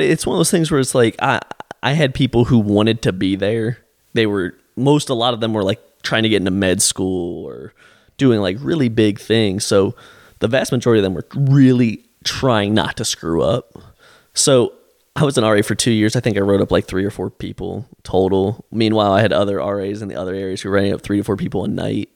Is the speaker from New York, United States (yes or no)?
no; Canton, Ohio, United States; moved away; I grew up in Canton